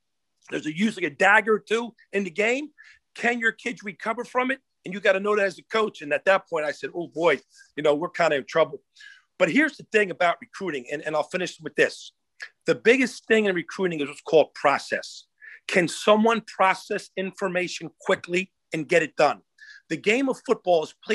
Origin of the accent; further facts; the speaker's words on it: New Jersey, United States; moved away as an adult; also born or lived in Florida / North Carolina / Hawaii; my home state, New Jersey